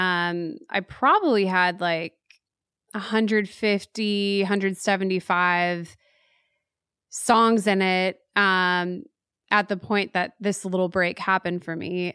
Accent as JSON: {"language": "English", "town": "Waco", "region": "Texas", "country": "United States", "tie": "born or raised there", "moved": "as an adult", "lives_now": "Nashville, United States"}